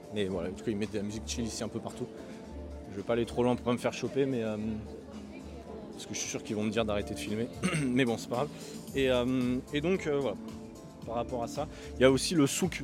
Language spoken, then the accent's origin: French; France; en tant que Français